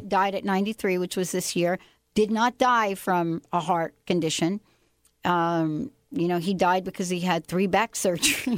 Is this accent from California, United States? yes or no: no; New York, United States; now in Seattle, United States; growing up in New York